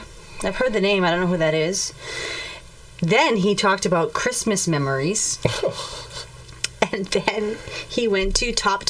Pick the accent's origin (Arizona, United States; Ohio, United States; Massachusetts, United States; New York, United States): Massachusetts, United States; Just because we're from Massachusetts does not mean everyone's from Massachusetts.